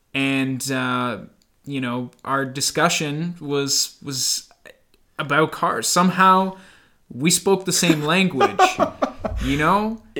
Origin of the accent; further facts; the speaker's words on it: Canada; this is Hamilton and Waterloo, Ontario. We're Canadian, and we're proud of it